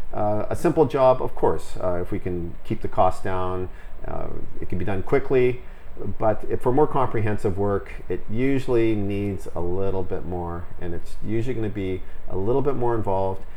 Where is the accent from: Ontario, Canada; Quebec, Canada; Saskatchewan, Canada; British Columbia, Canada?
British Columbia, Canada; Vancouver; Born and bred in Vancouver